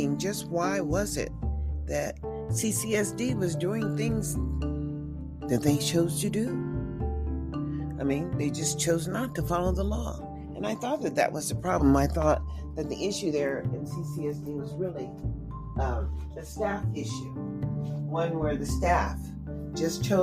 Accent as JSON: {"language": "English", "country": "United States", "said": "as I am an American citizen"}